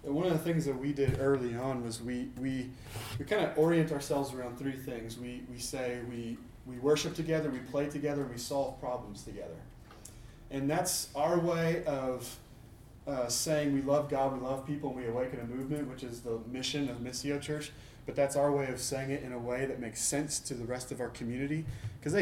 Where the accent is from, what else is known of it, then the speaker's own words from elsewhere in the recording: Portland, Oregon, United States; I grew up in Portland